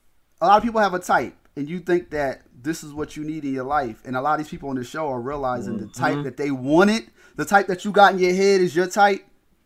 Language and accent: English; Chicago, Illinois, United States; Oh, I'm from Chicago. This is what we do.